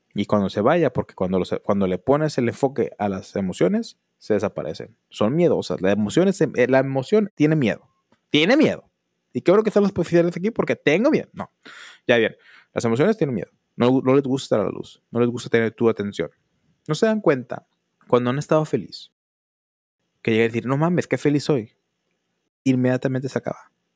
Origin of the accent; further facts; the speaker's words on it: northern Mexico, Mexico; somos mexicanos del norte